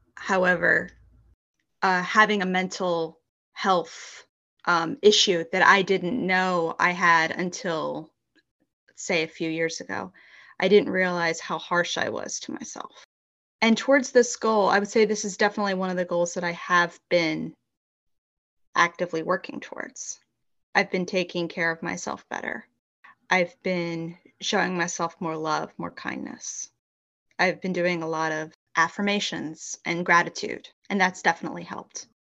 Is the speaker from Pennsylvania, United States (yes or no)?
yes; Philadelphia, Pennsylvania, United States; I grew up in Philadelphia, Pennsylvania, but I now live outside of the city